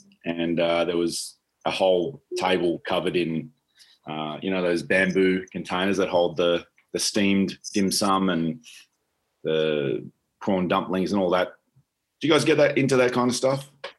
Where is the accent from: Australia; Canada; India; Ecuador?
Australia; Melbourne, Victoria; moved away; my hometown, Melbourne, here on the southeast corner of Australia